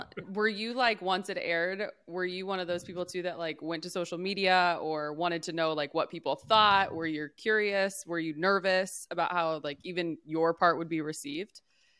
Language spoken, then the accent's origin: English; Ohio, United States; Carlos, I'm born and raised in Ohio.